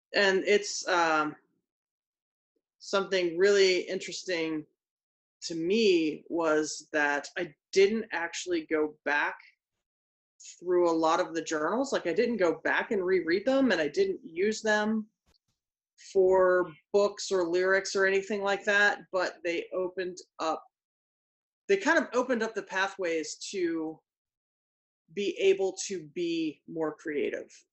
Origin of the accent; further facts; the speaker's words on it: Philadelphia, Pennsylvania, United States; butter cake is a dessert that I grew up with in Philadelphia